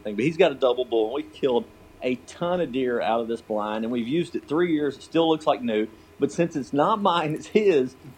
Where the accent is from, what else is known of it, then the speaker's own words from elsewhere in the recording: Georgia, United States; also born or lived in southwest Kansas; I grew up hunting in Georgia